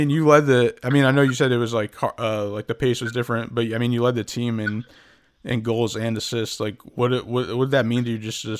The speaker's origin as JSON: {"language": "English", "town": "West Haven", "region": "Connecticut", "country": "United States", "said": "So I'm from West Haven, Connecticut"}